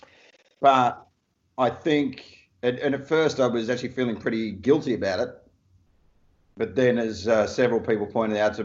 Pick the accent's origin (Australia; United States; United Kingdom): Australia; Perth, Western Australia; my hometown of Perth